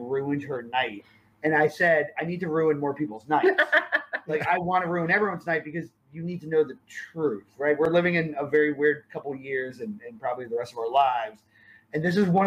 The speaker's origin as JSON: {"language": "English", "region": "East Coast", "country": "United States", "tie": "born or raised there", "moved": "as an adult", "lives_now": "Texas, United States", "said": "growing up in East Coast"}